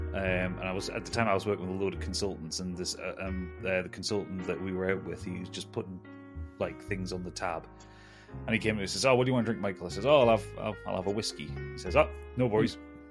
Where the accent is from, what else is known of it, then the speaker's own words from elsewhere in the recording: North East England, United Kingdom; also born or lived in Newcastle; I am from the northeast of England. I live in Newcastle, which I'm pretty sure you can establish from my rather robust accent.